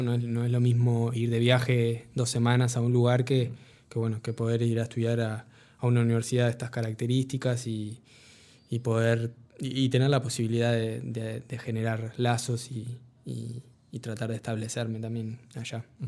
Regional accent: Uruguay; soy el primer uruguayo que gana una beca de la Fundación Latin Grammy

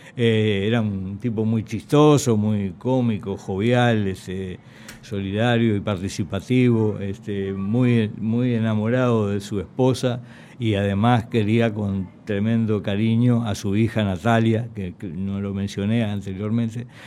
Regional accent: Nueva Helvecia, Colonia, Uruguay; yo también nací en Nueva Albesia

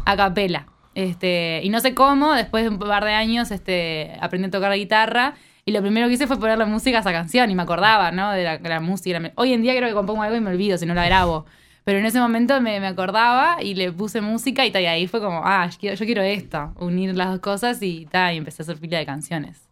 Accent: Neptunia, Canelones, Uruguay; yo soy de Neptunia

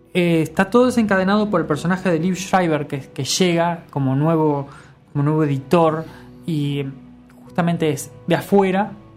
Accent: Uruguay; somos uruguayos

